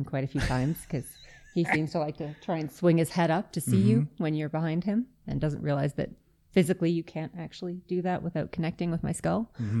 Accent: Yellowknife, Northwest Territories, Canada; now in Calgary, Canada; I am originally from Yellowknife. I ended up in Alberta on my own. My family traveled a lot.

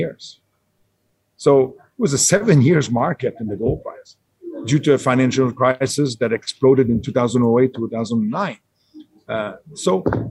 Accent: Canada; I'm a Canadian person. I work in Canada.

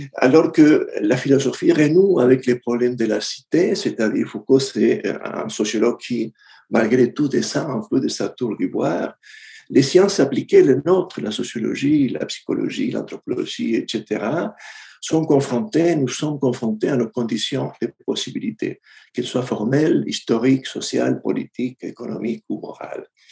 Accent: Argentina; moved away; je viens de l'Argentine

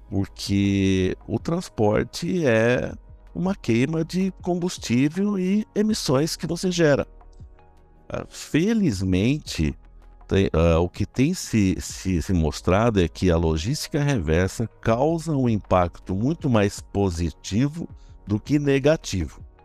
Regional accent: interior of São Paulo, Brazil; accent: caipira; eu nasci no interior, eu sou caipira no interior aqui de São Paulo

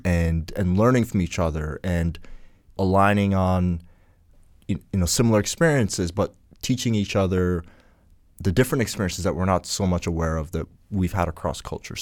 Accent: Ghana; now in Canada; I come from Ghana

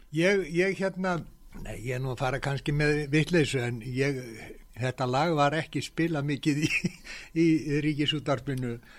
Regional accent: Iceland; ég er frá Íslandi

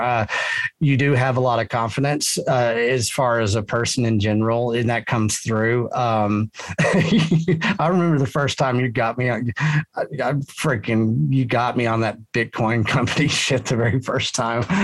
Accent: Texas, United States; I'm a Texan and a Texian

